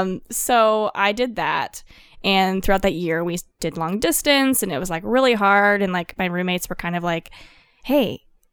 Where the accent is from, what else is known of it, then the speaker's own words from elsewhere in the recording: Colorado, United States; I'm from Colorado originally.